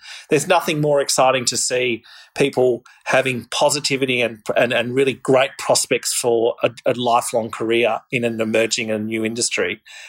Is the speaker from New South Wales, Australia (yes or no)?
no; Victoria, Australia; I remember growing up in Victoria, going down to the Latrobe Valley and seeing that kind of peaty brown coal that we have here down south